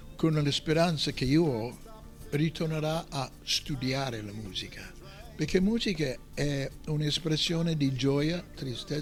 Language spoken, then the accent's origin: Italian; United States; Italian is a second language; moved away as an adult; now in Italy; essendo americano